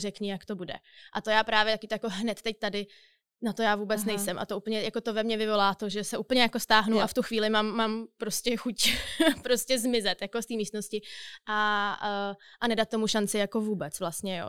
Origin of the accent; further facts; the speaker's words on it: Czechia; bych řekla, že jsem typický Čech, asi nejsem. Ale možná typický moderní Čech nebo typický moderní Evropan